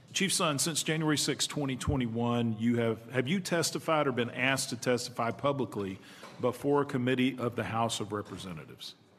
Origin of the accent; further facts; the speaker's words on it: New York, United States; I'm from New York. It's the most crooked place in the entire country